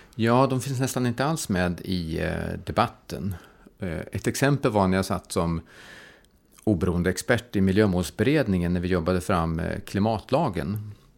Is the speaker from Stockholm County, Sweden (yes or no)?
no; Karlstad, Värmland, Sweden; jag kommer från Karlstad